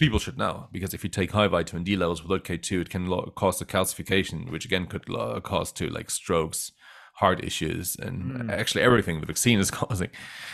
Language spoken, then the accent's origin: English; Germany; also born or lived in Netherlands; And then, of course, I was raised in Germany and the Netherlands.